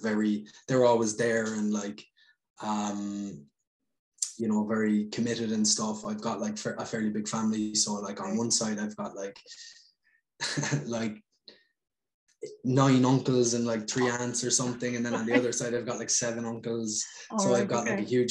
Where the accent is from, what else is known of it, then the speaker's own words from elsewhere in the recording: Ireland; moved away as an adult; leave my hometown and travel. Like I left Ireland for like total probably about 7 years